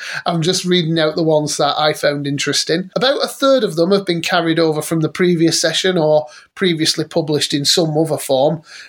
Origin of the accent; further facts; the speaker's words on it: Rochdale, North West England, United Kingdom; I'm from Rochdale. I was born there.